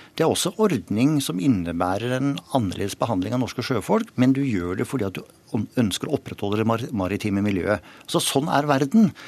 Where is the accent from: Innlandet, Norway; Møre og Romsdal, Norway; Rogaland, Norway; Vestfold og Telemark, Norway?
Vestfold og Telemark, Norway; Rjukan; Jeg vokste opp på Rjukan.